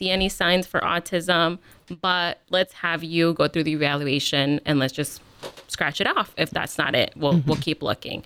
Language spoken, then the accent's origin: English; California, United States; moved away as an adult; now in Columbus, United States; I'm born and raised in California.